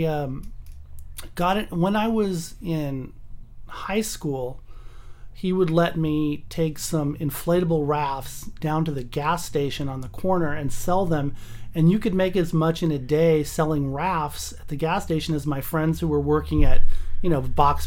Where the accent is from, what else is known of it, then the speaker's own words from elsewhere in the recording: Pasadena, California, United States; also born or lived in Newport Beach / Huntington Beach / Irvine / North Hollywood; I've lived in L.A. my whole life. What part of L.A.? I was born in Pasadena. I went to school at UCLA, lived there for 4 years. Mm-hmm. Moved down to Newport Beach for a year, Huntington Beach, Irvine for a couple of years, North Hollywood for 10 years.